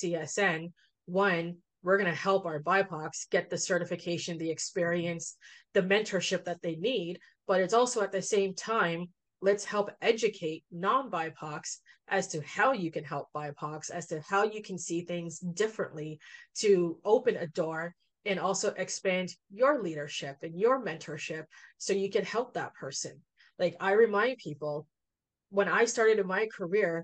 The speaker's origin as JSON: {"language": "English", "town": "Toronto", "region": "Ontario", "country": "Canada", "tie": "born or raised there", "said": "I'm from Scarborough. Dressing up to me was putting on a tracksuit that matched. So it wasn't like I didn't have those dress clothes because it's not something that I wore growing up."}